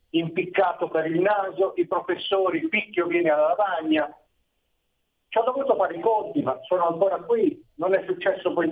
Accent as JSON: {"language": "Italian", "town": "Milan", "region": "Lombardy", "country": "Italy", "tie": "born or raised there", "moved": "as an adult", "said": "Io sono nato a Milano e per vent'anni sono cresciuto a Milano."}